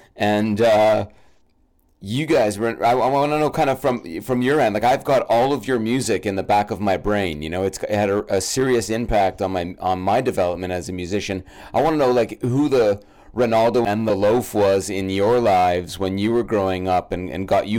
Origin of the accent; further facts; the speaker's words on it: Brampton, Ontario, Canada; I grew up in Brampton, Canada